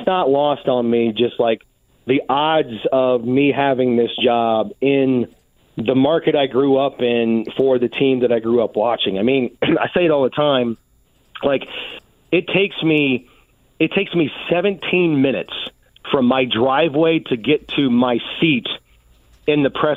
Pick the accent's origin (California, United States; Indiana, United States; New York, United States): Indiana, United States; Indianapolis; I grew up here. I grew up on the South Side, grew up watching the Colts